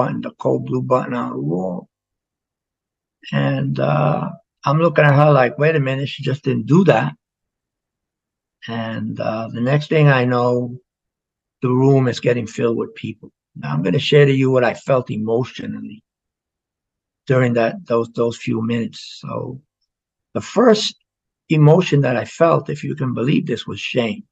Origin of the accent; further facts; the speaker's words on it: New York City, New York, United States; moved away; also born or lived in Florida; Growing up in the South Bronx